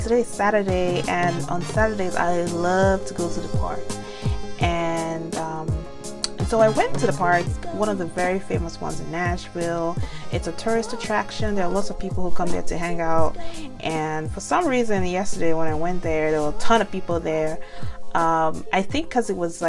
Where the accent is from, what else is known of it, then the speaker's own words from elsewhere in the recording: Nigeria; now in United States; being Nigerian